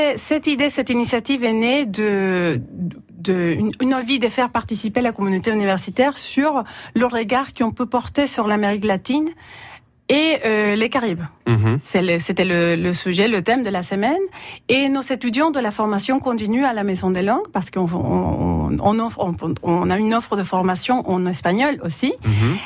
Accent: El Salvador; French is a second language; now in France; je suis salvadorienne

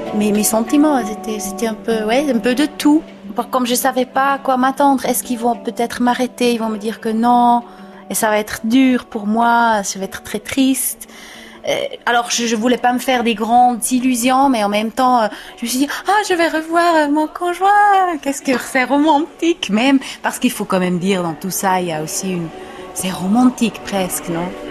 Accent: Switzerland; je suis suisse, je parle cette langue-là

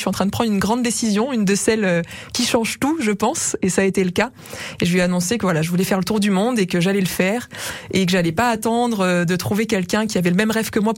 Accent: Auvergne-Rhône-Alpes, France; moved away as an adult; also born or lived in Paris; moi je suis auvergnate, effectivement, j'ai fait mes études en Auvergne, et puis j'ai commencé ma carrière à Paris.

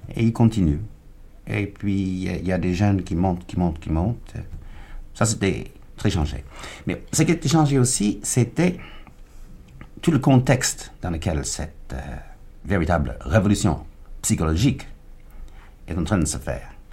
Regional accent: United States; French is a second language; moved away as an adult; also born or lived in Ghana; now in France; j'ai quitté les États-Unis

